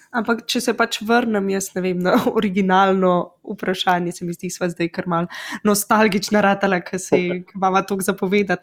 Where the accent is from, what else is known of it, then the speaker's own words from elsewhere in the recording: Slovenia; moved away; also born or lived in England; Slovenci smo